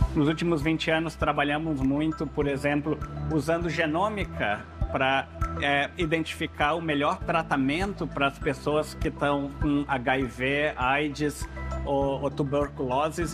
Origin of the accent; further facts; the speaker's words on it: Brazil; now in South Africa; Nasci no Brasil, de família portuguesa